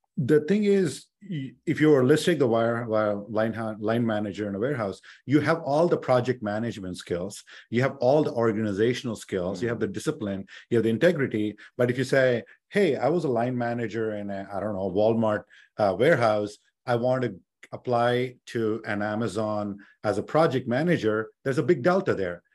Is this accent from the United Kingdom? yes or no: no; India; now in United States; I grew up in India